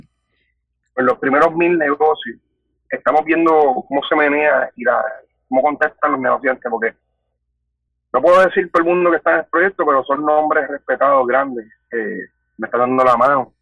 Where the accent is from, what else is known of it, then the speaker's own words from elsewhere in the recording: Guaynabo, Puerto Rico; Soy de Guaynao y tengo 27 años